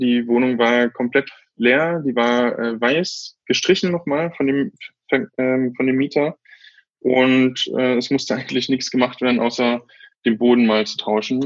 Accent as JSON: {"language": "German", "town": "Bautzen", "region": "Saxony", "country": "Germany", "tie": "born or raised there", "moved": "yes", "lives_now": "Berlin, Germany", "said": "Das ist quasi mein Heimatort"}